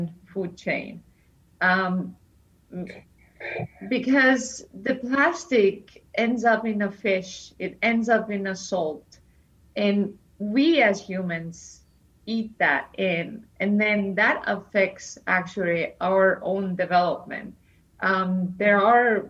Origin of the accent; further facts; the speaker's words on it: Estonia; I come from Estonia